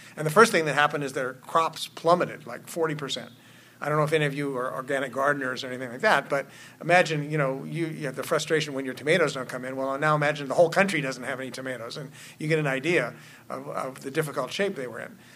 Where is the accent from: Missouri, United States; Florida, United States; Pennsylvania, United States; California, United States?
California, United States; Oakland; my hometown of Oakland